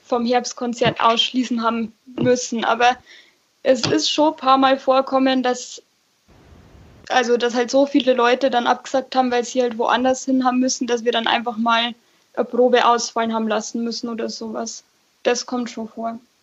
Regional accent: Nittenau, Bavaria, Germany; Ich komme nämlich eigentlich aus Fischbach, also ähm, aus der Stadt Nittenau quasi

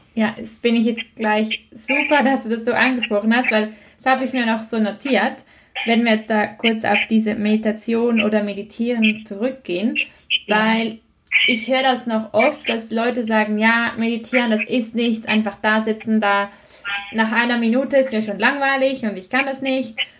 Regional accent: Switzerland; bei uns in der Schweiz

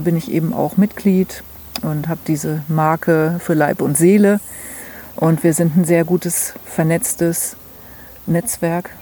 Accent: Hesse, Germany; moved away as an adult; also born or lived in Hamburg / Mecklenburg; now in Mecklenburg-Vorpommern, Germany; ursprünglich komme ich aus Hessen

